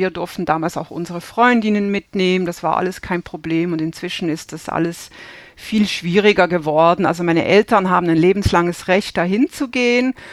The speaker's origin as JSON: {"language": "German", "town": "Basel", "region": "Basel-Stadt", "country": "Switzerland", "tie": "born or raised there", "said": "Ich bin, ähm, ich bin aus Basel, aus dem Nachbarort von, von Roger Federer und bin auch in einer absoluten Tennisfamilie aufgewachsen."}